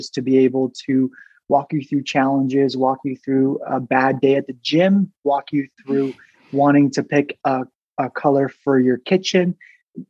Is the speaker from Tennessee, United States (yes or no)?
no; Southern California, United States; now in Boise, United States; So I am originally from Southern California. I've traveled to many different states. Now, Boise, Idaho is my home